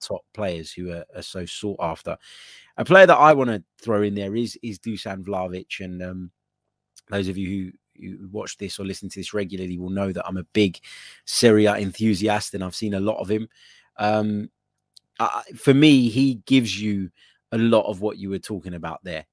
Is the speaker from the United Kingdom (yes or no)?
no; Cyprus; we're both from Cyprus